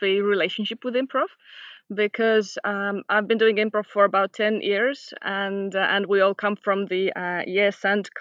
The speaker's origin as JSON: {"language": "English", "town": "Tallinn", "region": "Harju County", "country": "Estonia", "said": "I'm from Tallinn, Estonia, and I do improv."}